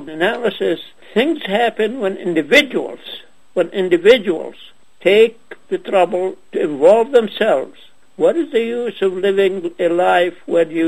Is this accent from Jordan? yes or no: yes; Ajloun, Ajloun Governorate, Jordan; moved away; also born or lived in Nazareth / Ramallah; I was born in Ajloun, which is now in Jordan